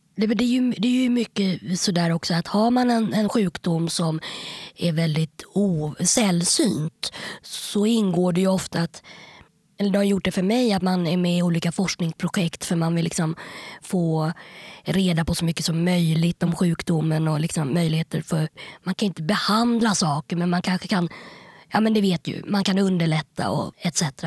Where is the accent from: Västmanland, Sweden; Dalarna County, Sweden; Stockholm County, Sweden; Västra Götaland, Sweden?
Stockholm County, Sweden; Stockholm; jag är uppväxt på Kungsholmen